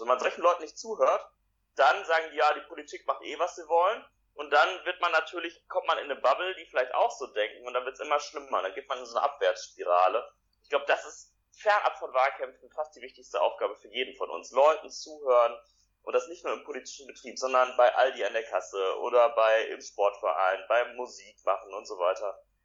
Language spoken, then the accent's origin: German; Essen, North Rhine-Westphalia, Germany; Ich komme aus Essen